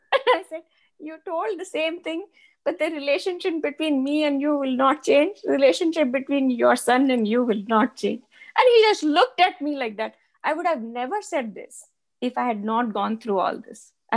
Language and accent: English; Rajasthan, India; So, but I did identify myself there as a Chom, a Rajasthani.